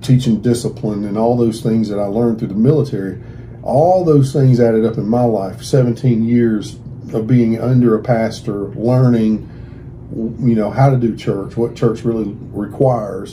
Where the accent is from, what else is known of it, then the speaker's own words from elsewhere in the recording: Carrollton, Georgia, United States; I grew up in Carrollton, Georgia, out in the country